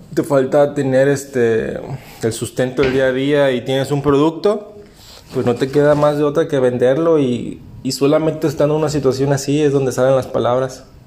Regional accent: Veracruz, Mexico; moved away as an adult; now in Cancún, Mexico; trabajé en hotelería desde que llegué a Cancún, yo soy de Veracruz

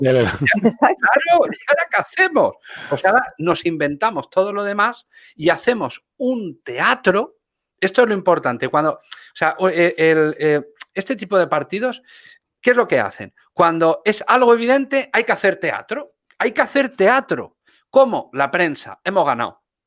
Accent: Spain; yo soy un español que vivo aquí

